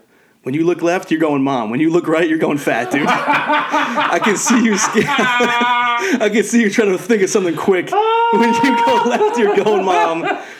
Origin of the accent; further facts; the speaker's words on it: Canada; now in United States; I moved away from Canada into the Wapville, USA.